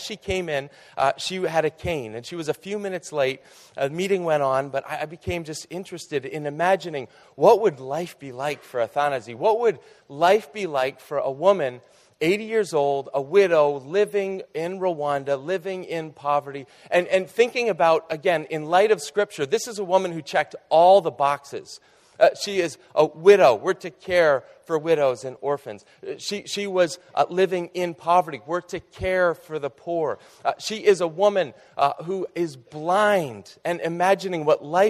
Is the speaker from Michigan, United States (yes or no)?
no; outside of Boston, Massachusetts, United States; I grew up outside of Boston in Carland.